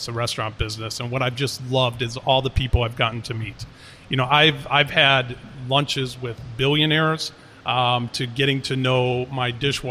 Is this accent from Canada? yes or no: no; Paris, Île-de-France, France; moved away; my mother is French, and I grew up a lot in Paris